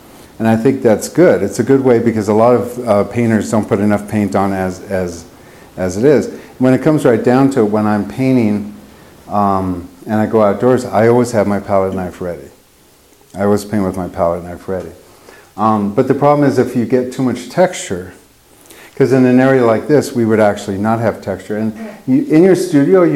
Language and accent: English; United States; moved away; I grew up in Lake Tahoe